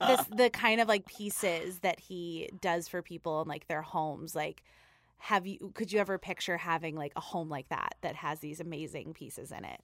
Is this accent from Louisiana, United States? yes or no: no; New York City, New York, United States; I am from Staten Island